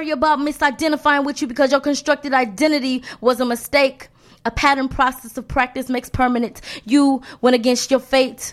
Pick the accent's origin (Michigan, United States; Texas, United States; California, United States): Michigan, United States; I'm originally from Michigan, originally